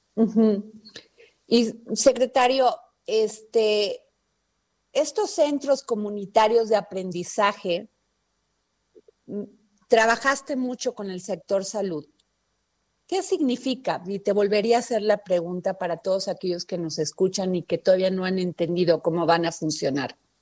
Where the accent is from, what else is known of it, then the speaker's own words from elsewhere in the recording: Xalapa, Veracruz, Mexico; fue en Jalapa, Veracruz, de donde yo soy